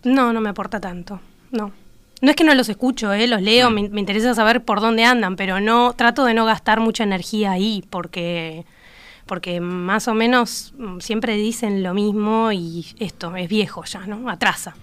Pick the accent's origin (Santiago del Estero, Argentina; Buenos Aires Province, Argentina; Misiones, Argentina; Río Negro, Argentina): Buenos Aires Province, Argentina; La Plata; moved away as an adult; now in Uruguay; soy platense con que vivo